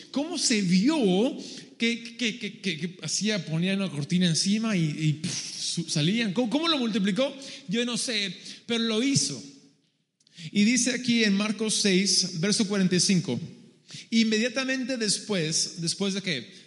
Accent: Peru; Spanish is a second language; also born or lived in San Diego, United States; Yo obviamente me ven y soy gringo. Ah, yo, no nací en Perú, nací en San Diego, California. Pero a los dos años mis padres y mi, hermana y yo vamos al Perú como misioneros para trabajar en ese país.

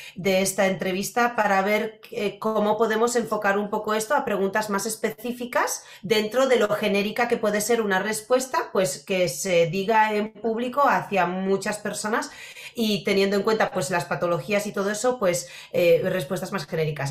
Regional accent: Poland; now in Spain; yo crecí en, bueno, yo soy polaca y, y de toda la vida. Y cuando yo era pequeña en Polonia, toda mi infancia hasta que vine a España

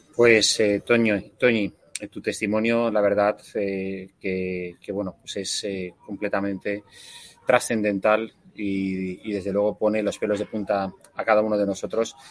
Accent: Spain

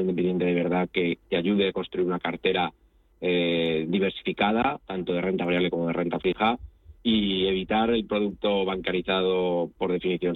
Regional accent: Spain; also born or lived in Italy; viví en Italia y, soy español y me siento de los dos países

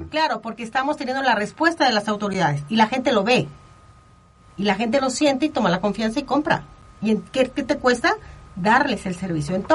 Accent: Acapulco, Guerrero, Mexico; Yo, por ejemplo, que soy de Acapulco

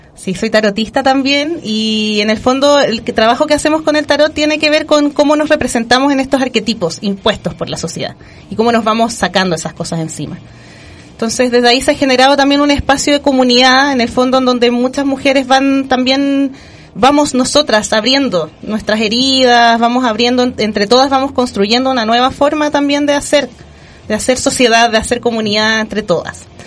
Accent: Chile; como pueblo chileno

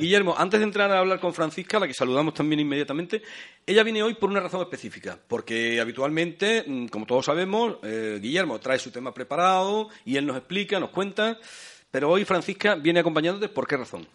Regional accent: Fuente de Cantos, Extremadura, Spain

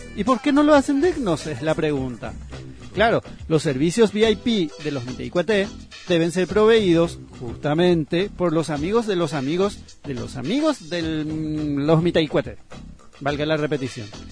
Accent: Paraguay; está la vergüenza que pasamos internacionalmente como paraguayos.

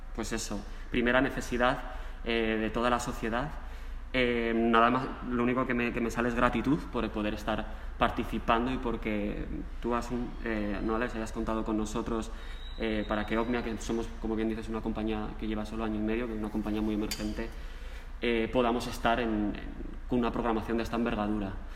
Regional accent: Mieres, Asturias, Spain; now in Madrid, Spain; yo soy de Asturias, soy asturiano, nacido en Asturias, en Mieres

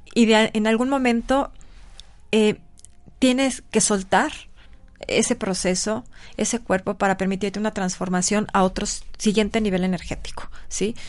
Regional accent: Mexico City, Mexico; moved away as an adult; now in Puebla, Mexico; aunque yo nací en el Distrito Federal, la verdad es que mi corazón es poblano

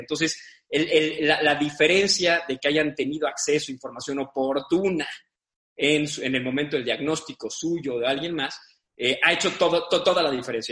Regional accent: San Luis Potosí, Mexico; also born or lived in Mexico City; Yo, si bien no nací aquí, nací en la Ciudad de México, viví toda mi vida en San Luis hasta los 18 años, de ahí me fui a estudiar a la Ciudad de México.

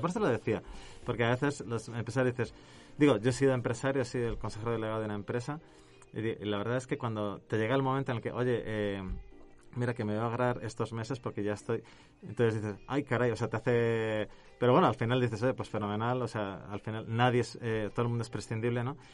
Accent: Spain; now in Mexico; mi acento me delata, pero no soy de aquí cerca, sino que soy de allá lejos, eh, del otro lado del charco, em, en Europa. yo vengo de España

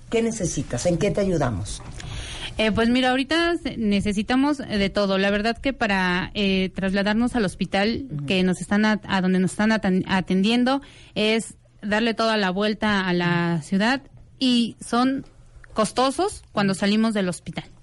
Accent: Mexico

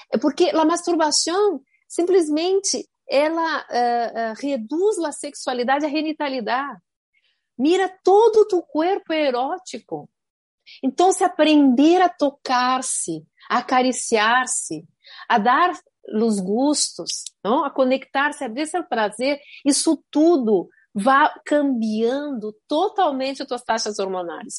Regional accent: Rio Grande do Sul, Brazil; now in Miami, United States; em Rio Grande do Sul, de onde venho, há muitas empresas familiares

